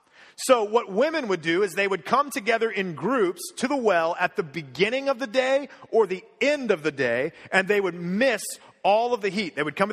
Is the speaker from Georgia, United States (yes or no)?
no; Cincinnati, Ohio, United States; I grew up in Cincinnati, Ohio